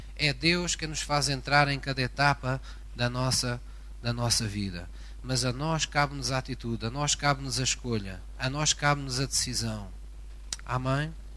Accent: Algarve, Portugal; Esta é uma expressão que se utiliza muito na minha terra, no Algarve

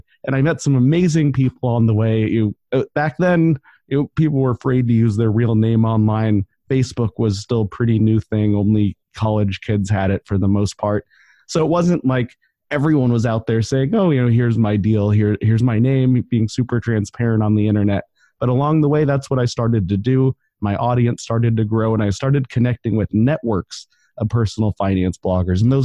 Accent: Denver, Colorado, United States; moved away as an adult; also born or lived in Portland; now in Ventura, United States; I grew up in Denver. I was there about 25 years

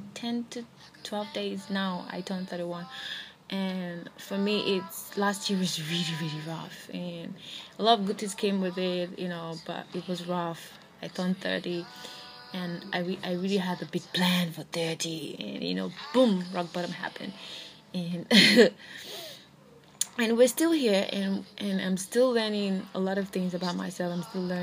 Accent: Nigeria; being in Nigeria, being a Nigerian, being an African, and being a lesbian is never pretty.

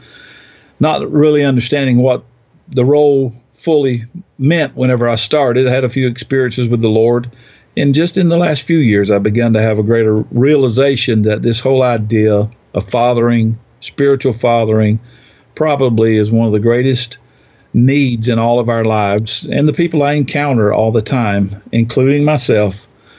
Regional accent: South Georgia, United States; now in Chattanooga, United States; I grew up in the South, far further south than here. It's in South Georgia on a farm

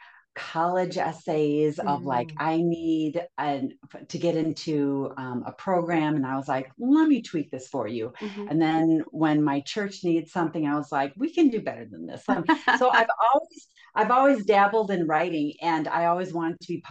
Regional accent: Minnesota, United States; moved away as an adult; now in California, United States; I was raised and lived in Minnesota until I married a guy from California

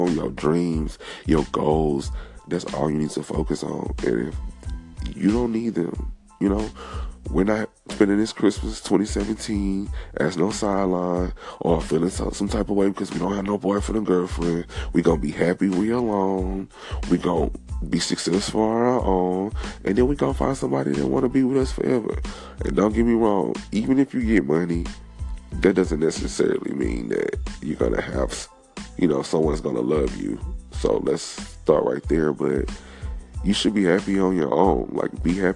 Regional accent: Texas, United States; also born or lived in Beaumont, Texas / Houston, Texas; I'm from Texas. Beaumont stand up, H-Town stand up.

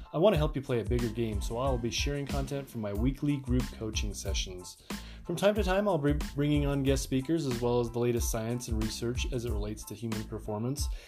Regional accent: Salt Lake City, Utah, United States; I grew up here in Salt Lake City, Utah

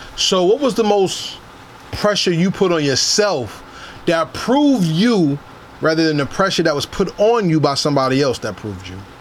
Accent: New Jersey, United States; I'm from Jersey

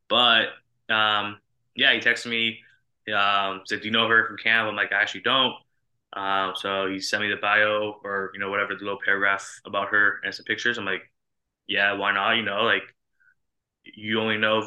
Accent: Los Angeles, California, United States; moved away as an adult; also born or lived in Israel; now in New York, United States; born and raised in LA.

